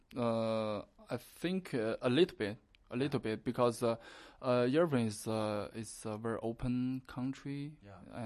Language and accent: English; China; we are Chinese.